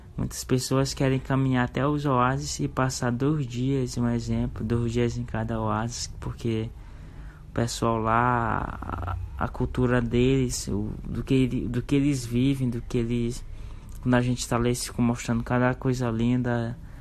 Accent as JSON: {"language": "Portuguese", "town": "Barreirinhas", "region": "Maranhão", "country": "Brazil", "said": "eu sou daqui de Barreirinhas"}